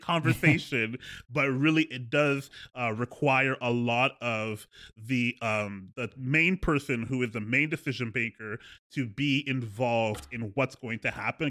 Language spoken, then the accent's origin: English; Edmonton, Alberta, Canada; we're both from Alberta, both from the same hometown of Edmonton